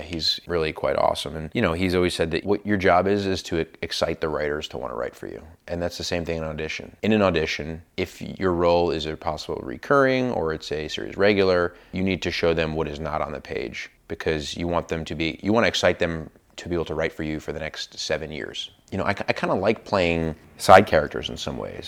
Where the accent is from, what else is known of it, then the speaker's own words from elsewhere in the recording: New York, United States; growing up in New York on the East Coast